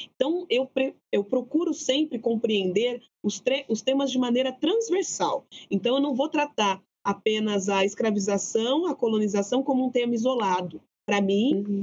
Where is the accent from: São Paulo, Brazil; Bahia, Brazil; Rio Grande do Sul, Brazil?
São Paulo, Brazil; Araraquara; de onde venho, né? Das periferias de Araraquara